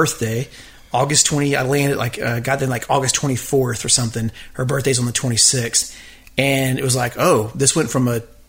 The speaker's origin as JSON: {"language": "English", "town": "Victoria", "region": "Texas", "country": "United States", "tie": "born or raised there", "said": "I was born in Victoria, Texas."}